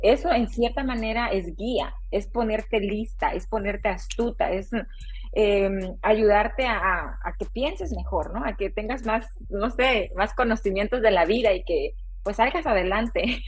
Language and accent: Spanish; Oaxaca, Mexico; also born or lived in Texas, United States; now in San Francisco Bay Area, United States; soy originaria de Oaxaca, México.